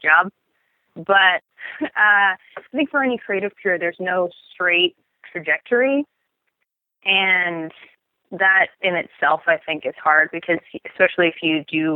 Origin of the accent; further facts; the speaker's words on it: Portland, Oregon, United States; I grew up in Oregon.